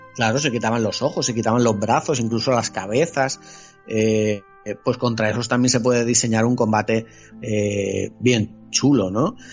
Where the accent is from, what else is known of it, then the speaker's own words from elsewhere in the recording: Spain; soy, soy un mal español